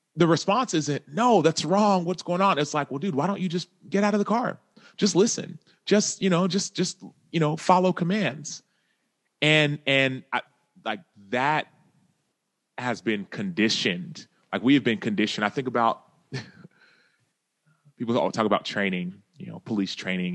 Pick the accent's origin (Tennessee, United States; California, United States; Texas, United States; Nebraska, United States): Texas, United States; Dallas; I grew up in Dallas, Texas.